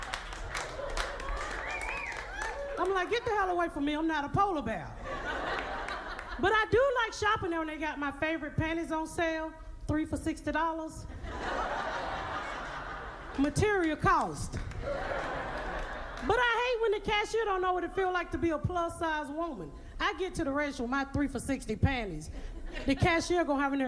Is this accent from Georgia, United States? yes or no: yes; Atlanta, Georgia, United States; moved away as an adult; also born or lived in Indianapolis; I'm from Atlanta. I grew up in Atlanta. Not the good part, the hood.